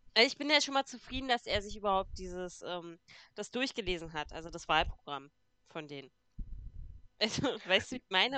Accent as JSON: {"language": "German", "region": "Brandenburg", "country": "Germany", "said": "Bei uns in Brandenburg"}